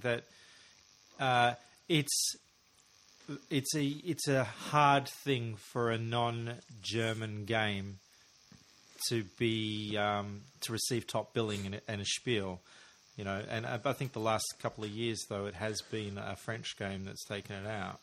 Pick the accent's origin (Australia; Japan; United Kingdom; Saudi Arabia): Australia; as an Australian listener